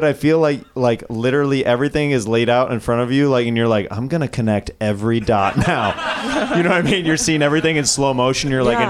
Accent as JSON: {"language": "English", "country": "China", "tie": "born or raised there", "said": "Yeah, in China, yeah."}